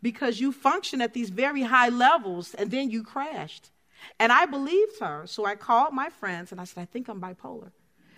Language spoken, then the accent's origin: English; Chicago, Illinois, United States; moved away; I'm from Chicago